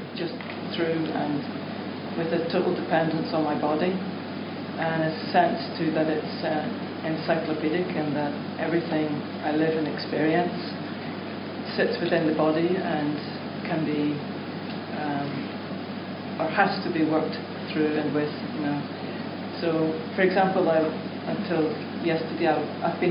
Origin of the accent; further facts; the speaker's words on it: Belfast, Northern Ireland, United Kingdom; I was born in 1968 in Belfast.